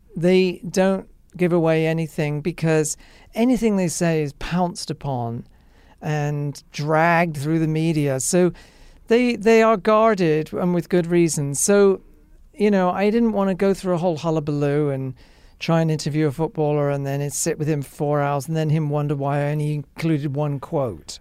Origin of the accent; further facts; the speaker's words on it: England, United Kingdom; moved away; being an English person, you grow up around it.